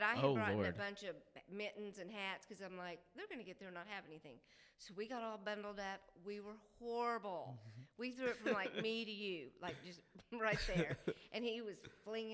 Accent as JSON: {"language": "English", "town": "Oklahoma City", "region": "Oklahoma", "country": "United States", "tie": "born or raised there", "also_born_or_lived": "Stillwater, Oklahoma", "moved": "yes", "said": "I grew up in Oklahoma City"}